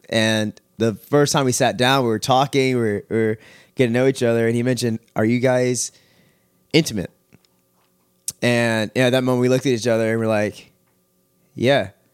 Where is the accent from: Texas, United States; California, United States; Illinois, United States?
Texas, United States; Richmond; also born or lived in Missouri City, Texas / Katy, Texas; I grew up in Richmond area